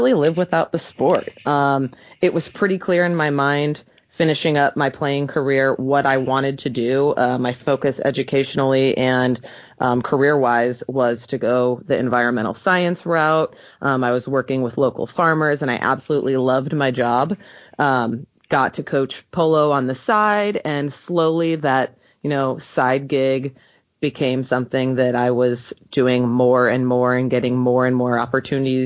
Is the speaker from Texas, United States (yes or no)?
no; St. Louis, Missouri, United States; also born or lived in Poughkeepsie, New York; I'm originally from St. Louis. I played at Kirkwood High School, graduated in 2007